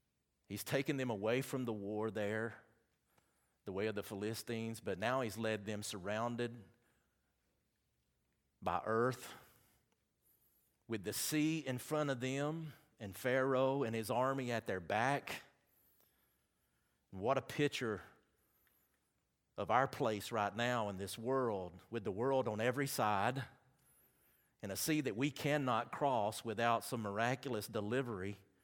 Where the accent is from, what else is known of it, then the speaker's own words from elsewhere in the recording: Southern United States, United States; accent: southern; See, I know how to pronounce it, but y'all would never say I pronounced it right with my southern accent because y'all wouldn't get it right anyway.